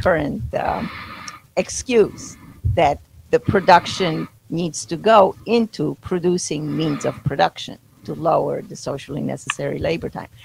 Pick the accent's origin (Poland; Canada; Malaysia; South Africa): Poland; moved away; I grew up in Poland, but was socialist Poland at the time